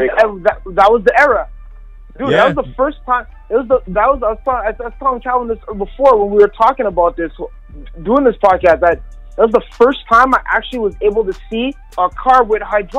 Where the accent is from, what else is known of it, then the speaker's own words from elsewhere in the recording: Brooklyn, New York, United States; accent: New York; My New York twang got on really good. I was straight from Brooklyn.